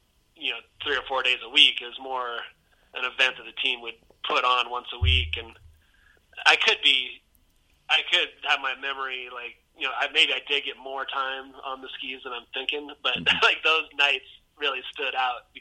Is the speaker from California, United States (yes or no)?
yes; Olympic Valley, California, United States; growing up in Squaw